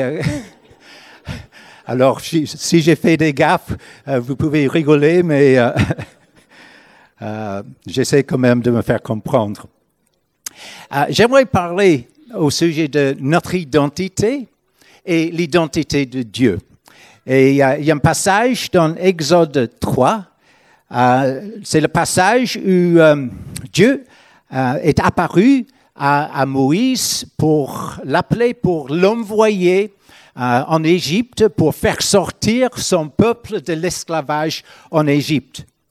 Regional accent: Northern Ireland, United Kingdom; French is a second language; moved away as an adult; now in France; je viens de l'Irlande du Nord.

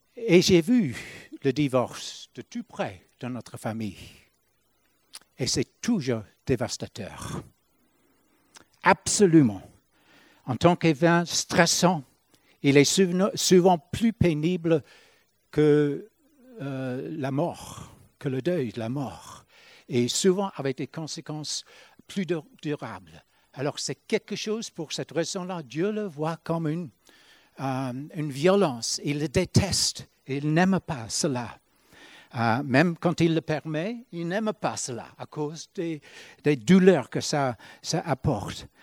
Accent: Ireland; moved away; quand j'étais chez nous en Irlande

